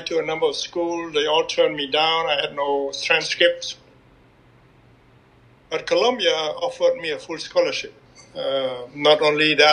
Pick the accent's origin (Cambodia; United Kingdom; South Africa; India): Cambodia; moved away as an adult; now in United States; growing up in Cambodia